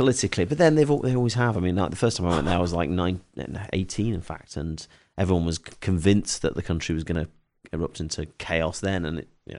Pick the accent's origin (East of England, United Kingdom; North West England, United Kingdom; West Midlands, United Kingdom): West Midlands, United Kingdom; Stoke-on-Trent; now in London, United Kingdom; And I'm originally from Stoke-on-Trent, but, you know, ever since leaving the army, I've you know, either lived or had a base in London.